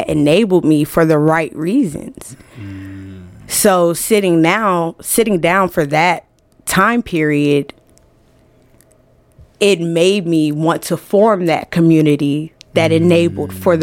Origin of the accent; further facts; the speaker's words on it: Atlanta, Georgia, United States; also born or lived in Trenton, New Jersey; now in Iowa, United States; I was raised in Atlanta, Gwinnett County to be exact, Atlanta